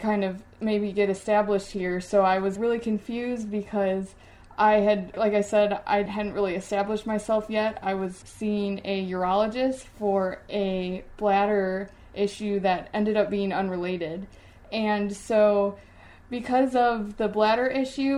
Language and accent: English; Wisconsin, United States; also born or lived in Ohio; now in Pittsburgh, United States; I'm originally from Wisconsin